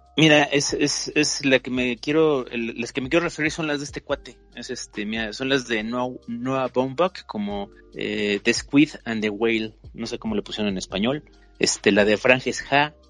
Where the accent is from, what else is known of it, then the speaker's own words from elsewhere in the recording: Mexico; en México no tenemos ese tipo de narrativas